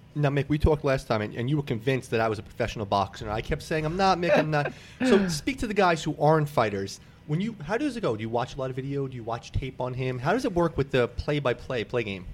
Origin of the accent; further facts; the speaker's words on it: New York City, New York, United States; I grew up in New York City